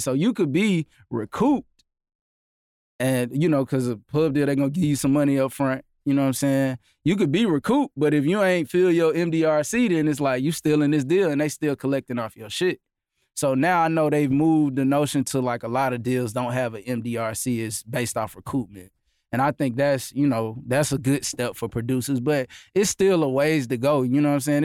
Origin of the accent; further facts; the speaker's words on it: Augusta, Georgia, United States; I'm from Augusta.